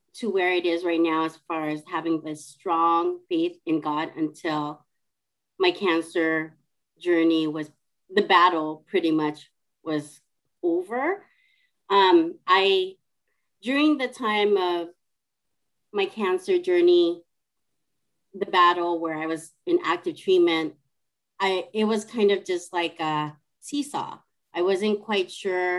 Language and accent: English; California, United States; moved away as an adult; now in Seattle, United States; I am originally from California, and I live in Seattle, Washington, and I moved here because of my husband